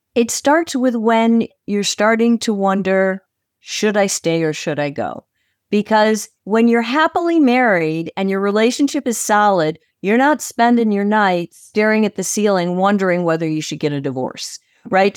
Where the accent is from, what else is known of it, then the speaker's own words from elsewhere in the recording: Chicago, Illinois, United States; I am from Chicago, Illinois.